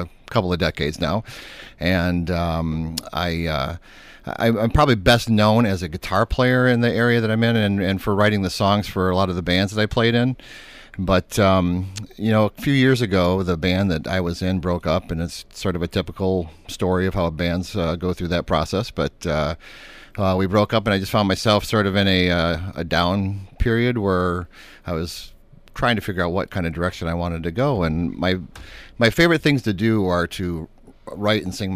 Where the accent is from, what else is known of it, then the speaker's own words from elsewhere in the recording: Breckenridge, Michigan, United States; I grew up in a little town called Breckenridge, which is, I guess that would be about 30 miles or so west of Saginaw.